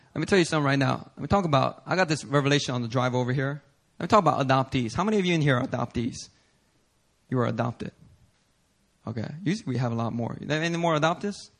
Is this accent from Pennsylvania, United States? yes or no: yes; Philadelphia, Pennsylvania, United States; moved away; I'm from Philly